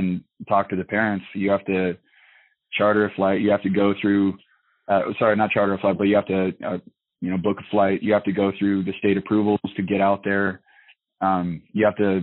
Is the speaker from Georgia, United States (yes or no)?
no; Washington, United States; also born or lived in Utah; now in Nome, United States; I'm from Washington originally